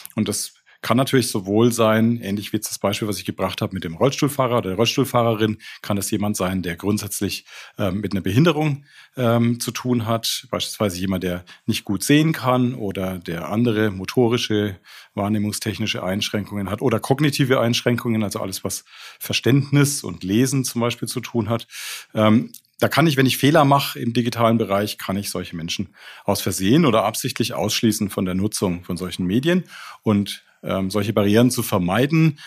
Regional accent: Nuremberg, Bavaria, Germany; bin in Nürnberg geboren

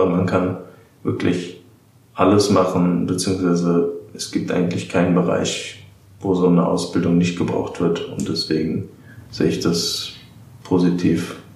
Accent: Darmstadt, Hesse, Germany; Ich komme aus Darmstadt, ich bin 28 Jahre

